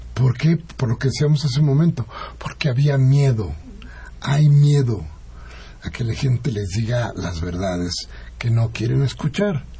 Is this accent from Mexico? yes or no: yes; Mexico; seguimos siendo mexicanos